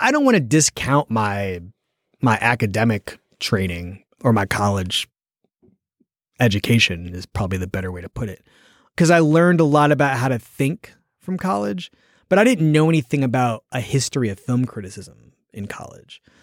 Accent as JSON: {"language": "English", "town": "Philadelphia", "region": "Pennsylvania", "country": "United States", "said": "I'm from Philadelphia"}